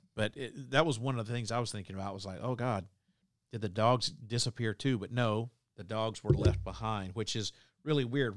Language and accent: English; Southeast Alabama, United States; I grew up in Southeast Alabama